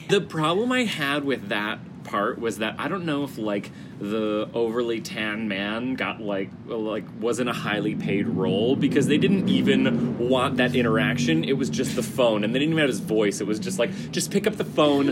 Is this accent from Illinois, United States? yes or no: yes; Chicago, Illinois, United States; moved away; I'm from Chicago